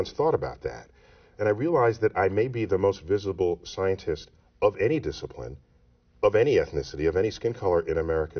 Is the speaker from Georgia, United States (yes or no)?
no; New York City, New York, United States; growing up in New York City in the Bronx